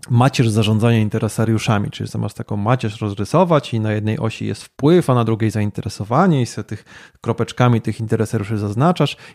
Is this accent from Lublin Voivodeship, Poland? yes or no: no; Wrocław, Lower Silesian Voivodeship, Poland; moved away as an adult; now in Kraków, Poland; urodziłem się w Wrocławiu, ale tu od 12 lat nie mieszkam. E, mieszkam w stolicy polskiego smogu